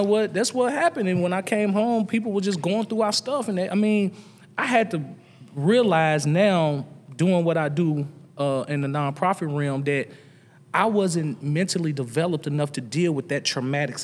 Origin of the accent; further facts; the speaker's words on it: Nashville, Tennessee, United States; the average kid growing up in the East North Southwest Nashville.